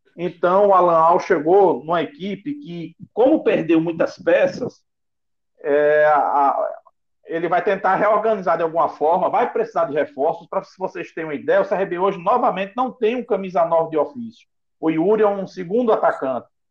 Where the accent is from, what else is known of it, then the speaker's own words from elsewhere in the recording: Alagoas, Brazil; now in Natal, Brazil; eu moro em Natal, Rio Grande do Norte, tá? Mas eu sou alagoano